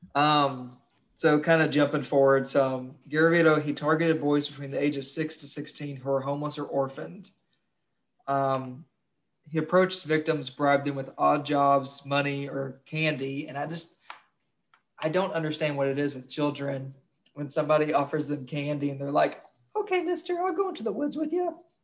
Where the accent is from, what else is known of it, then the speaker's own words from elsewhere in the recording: Kentucky, United States; I'm from Kentucky